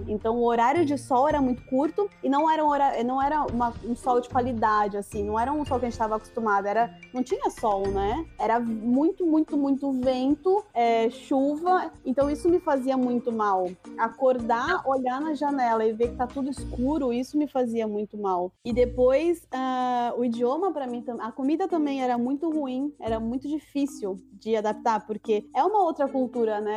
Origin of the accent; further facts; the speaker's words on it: Brazil; moved away as an adult; Eu, eu saí do Brasil